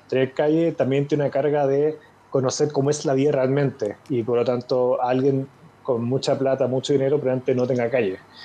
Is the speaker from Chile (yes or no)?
yes; Chile; me gané una beca junto con otro grupo de chilenos